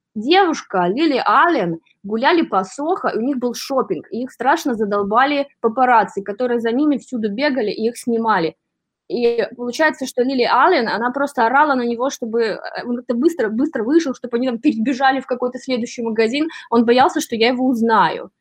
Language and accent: Russian; Belarus; moved away as an adult; now in New York, United States; я из Беларуси